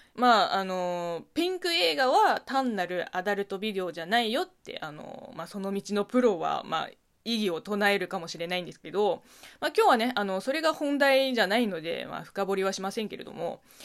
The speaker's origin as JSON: {"language": "Japanese", "region": "Zhejiang", "country": "China", "tie": "born or raised there", "also_born_or_lived": "Beijing", "second_language": "Japanese", "moved": "as an adult", "lives_now": "Japan", "said": "私の地元浙江省"}